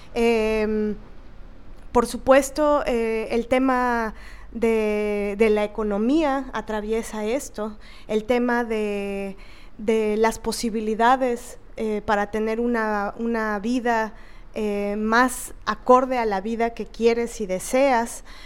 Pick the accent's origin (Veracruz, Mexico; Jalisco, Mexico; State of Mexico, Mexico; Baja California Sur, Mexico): Veracruz, Mexico; moved away; also born or lived in Mexico City; Yo nací en Veracruz, el puerto de Veracruz